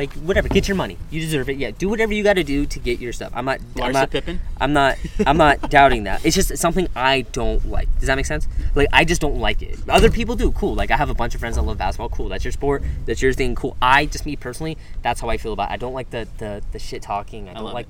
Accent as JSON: {"language": "English", "town": "Brooklyn", "region": "New York", "country": "United States", "tie": "born or raised there", "said": "I'm from Brooklyn. I was born at Brooklyn Regional Hospital."}